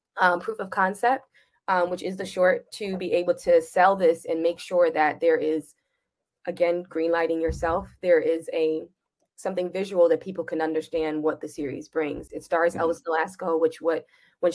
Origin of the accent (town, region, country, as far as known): Jamaica